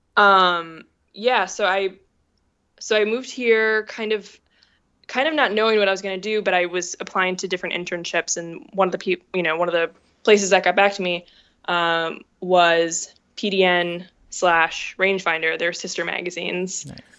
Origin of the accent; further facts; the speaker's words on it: Minneapolis, Minnesota, United States; moved away as an adult; also born or lived in Indiana; I grew up in Minneapolis um, in a journalist family.